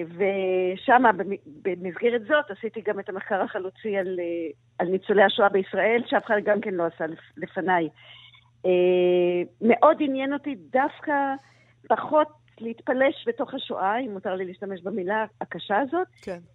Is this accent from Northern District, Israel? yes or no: no; Tel Aviv, Tel Aviv District, Israel; אני גדלתי על הים בתל אביב